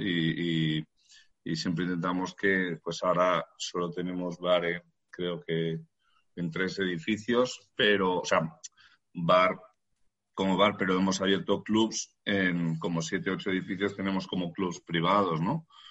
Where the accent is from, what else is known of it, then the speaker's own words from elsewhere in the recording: Madrid, Community of Madrid, Spain; los que somos de Madrid